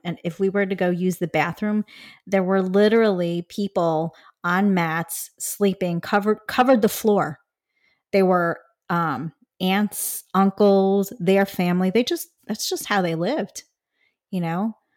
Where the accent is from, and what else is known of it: Chicago, Illinois, United States; born or raised there